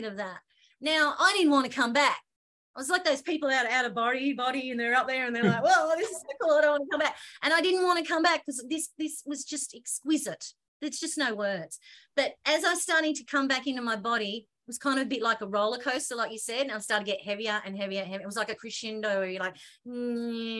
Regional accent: Australia; I'm the Aussie on there

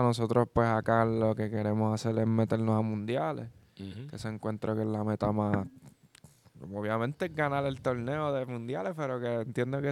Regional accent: Puerto Rico; Hay muchos boricuas que vamos

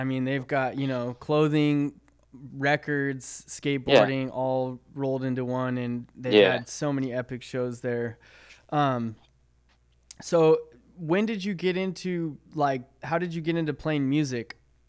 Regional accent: Corona, California, United States; I grew up in Corona, California

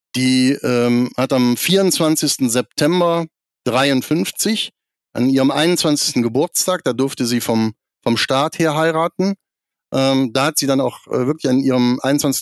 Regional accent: near Krefeld, North Rhine-Westphalia, Germany; Ich bin 1972 geboren in Krefeld am Niederrhein und äh, bin da eigentlich in römisch-katholisch-volkskirchlichen Strukturen aufgewachsen in einer Kleinstadt am Niederrhein, zehn Kilometer von Krefeld weg

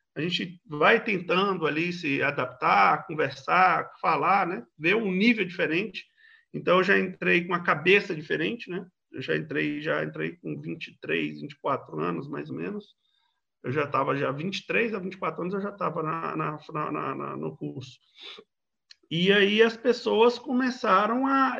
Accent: Federal District, Brazil; nascido e criado no Distrito Federal, mas de periferia do Distrito Federal

